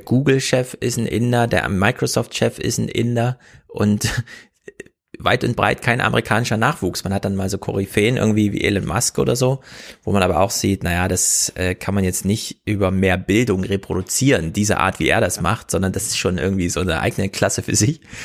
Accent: Germany; wir in Deutschland

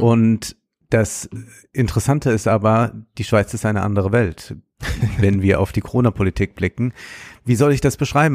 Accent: Germany; für mich als Deutscher

